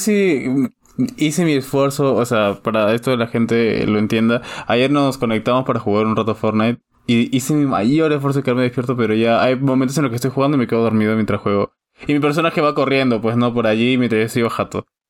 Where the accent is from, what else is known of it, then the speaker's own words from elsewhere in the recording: Peru; somos los peruanos